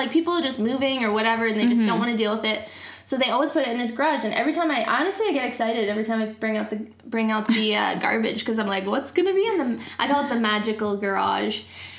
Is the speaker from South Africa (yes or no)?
no; Canada; also born or lived in Calgary; we're super into being Canadian and mm-hmm. we live in Calgary, which is a great city